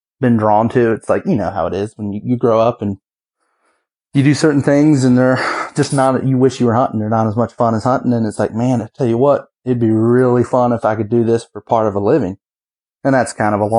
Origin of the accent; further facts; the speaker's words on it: Western Virginia, United States; I'm from Virginia. I'm from Western Virginia